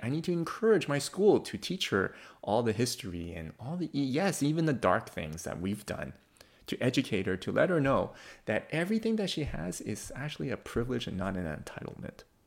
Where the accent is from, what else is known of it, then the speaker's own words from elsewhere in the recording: Canada; as a Canadian Christian